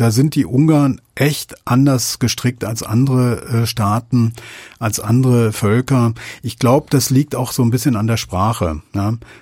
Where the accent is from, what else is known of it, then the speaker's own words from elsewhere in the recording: Germany; als Deutsche